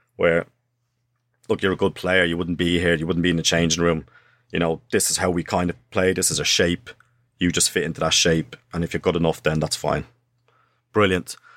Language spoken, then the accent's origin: English; Dublin, Leinster, Ireland; moved away; also born or lived in Sunderland; me growing up in Dublin, I was a street footballer